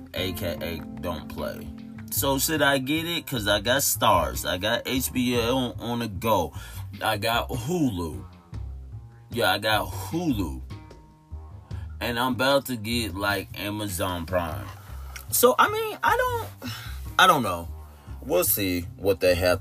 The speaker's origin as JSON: {"language": "English", "town": "Tulsa", "region": "Oklahoma", "country": "United States", "said": "I'm from Tulsa, Oklahoma."}